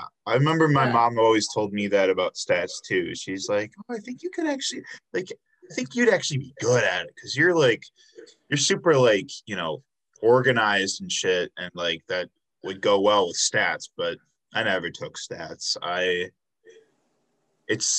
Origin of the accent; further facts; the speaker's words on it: south suburbs of Chicago, Illinois, United States; moved away as an adult; now in Milwaukee, United States; I grew up in the south suburbs of Chicago